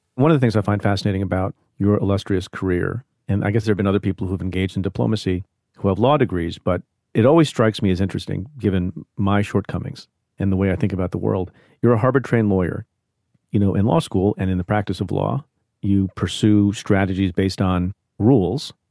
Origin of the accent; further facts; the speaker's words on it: India; now in United States; I was born in India.